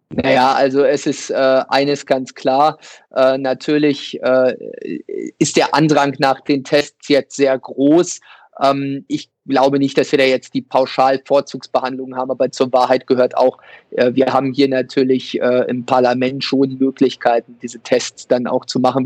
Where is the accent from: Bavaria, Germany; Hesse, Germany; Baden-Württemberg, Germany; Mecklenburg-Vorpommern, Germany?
Mecklenburg-Vorpommern, Germany; Ueckermünde; in meiner Heimatstadt in Öckermünde